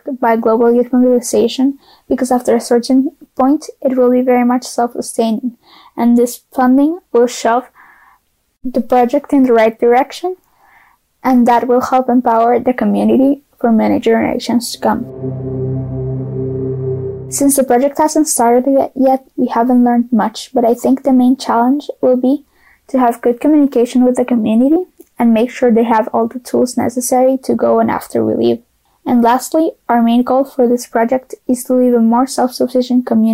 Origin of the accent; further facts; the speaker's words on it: Costa Rica; I am from Costa Rica.